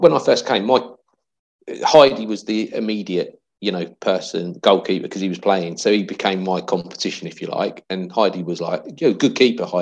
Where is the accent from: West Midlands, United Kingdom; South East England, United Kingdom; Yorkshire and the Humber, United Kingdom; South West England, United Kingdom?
South East England, United Kingdom; Langley; also born or lived in Windsor; Although I was actually born in Windsor, I grew up in Langley